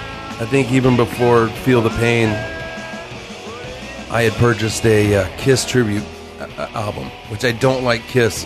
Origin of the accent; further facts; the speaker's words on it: Sumner, Washington, United States; But I'm from Sumner.